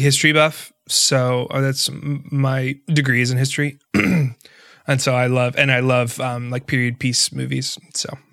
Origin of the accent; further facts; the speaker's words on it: North Florida, United States; I'm from North Florida